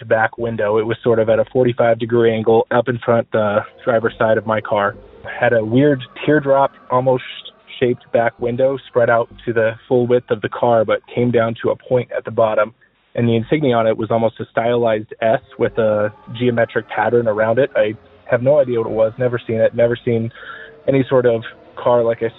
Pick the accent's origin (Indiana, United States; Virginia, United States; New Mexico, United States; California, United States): New Mexico, United States; Albuquerque; I'm from Albuquerque, New Mexico